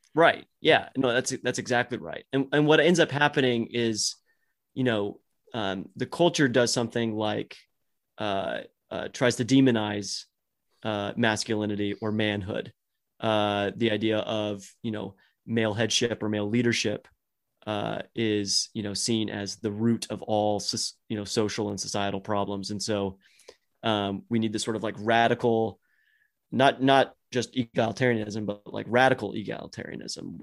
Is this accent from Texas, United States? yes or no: yes; Dallas, Texas, United States; I grew up in Dallas, Fort Worth